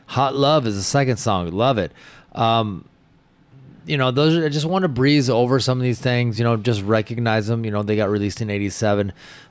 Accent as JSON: {"language": "English", "region": "Washington", "country": "United States", "tie": "born or raised there", "said": "I have a lot of memories, you know, from where I grew up in Washington."}